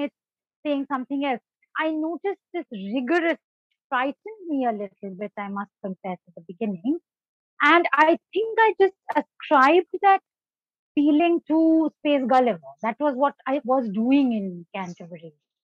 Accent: Darjeeling, West Bengal, India; also born or lived in Ethiopia; when I was growing up in Darjeeling, I did grow up as, for many years, the only girl in an all-boys residential school

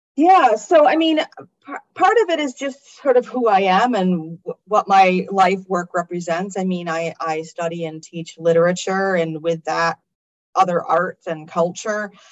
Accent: United States; I'm an American

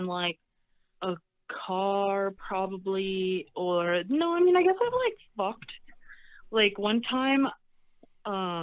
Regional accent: Sioux Falls, South Dakota, United States; moved away; I grew up in Sioux Falls, South Dakota

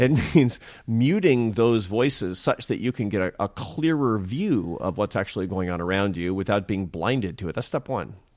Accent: Seattle, Washington, United States; I'm from Seattle and my mother was an artist.

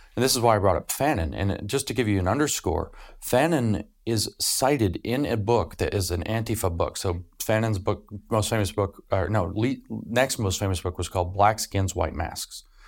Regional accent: United States; As an American

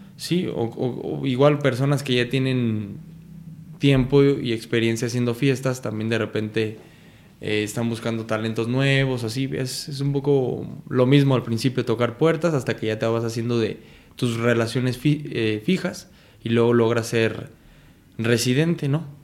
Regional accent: Michoacán, Mexico; nosotros somos de Michoacán

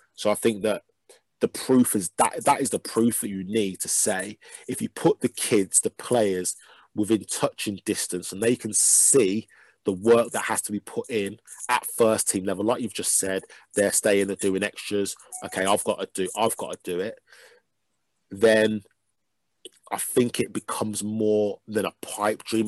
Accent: Birmingham, West Midlands, United Kingdom; I'm from Birmingham

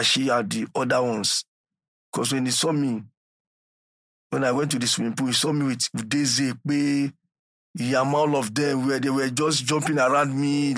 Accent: Lagos, Nigeria; moved away as an adult; also born or lived in Albania / Greece / Italy; I'm using Nigerian passport

